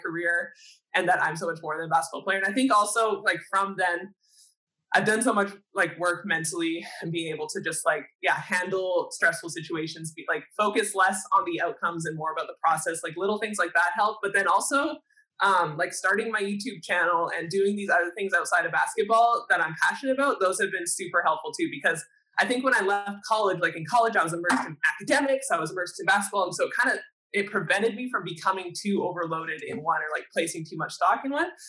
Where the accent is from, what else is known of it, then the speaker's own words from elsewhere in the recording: Canada; a Canadian athlete